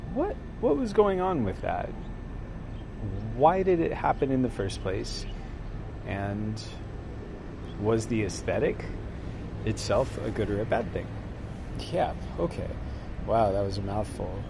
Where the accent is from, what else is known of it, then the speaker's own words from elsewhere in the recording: the South, United States; growing up in the South